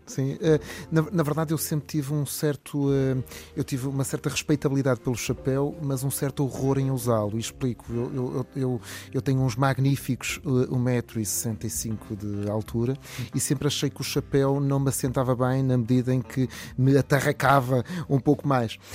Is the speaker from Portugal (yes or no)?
yes; Porto, Norte, Portugal; moved away as an adult; now in Viseu, Portugal; eu nasci no Porto e de facto fui eh, fui eh, educado no Porto